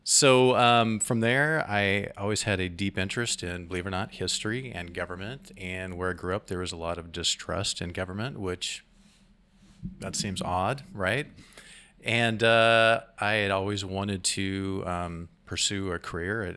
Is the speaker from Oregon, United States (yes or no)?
yes; Salem, Oregon, United States; now in Astoria, United States; I come from Marion County. I was born in Salem, Oregon, so I'm an Oregonian